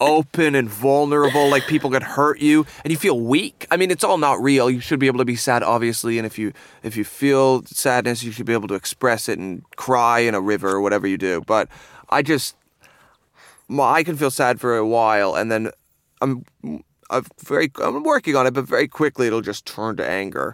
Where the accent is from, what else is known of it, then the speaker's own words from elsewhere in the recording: Seaforth, Ontario, Canada; moved away as an adult; now in London, United Kingdom; I'm from a small, very small town in Canada called Seaforth, which is a half hour from Stratford